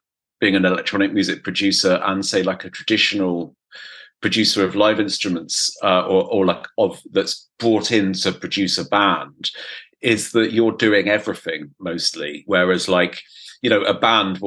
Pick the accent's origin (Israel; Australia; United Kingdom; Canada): United Kingdom; England; being English, my pronunciation of French is fucking appalling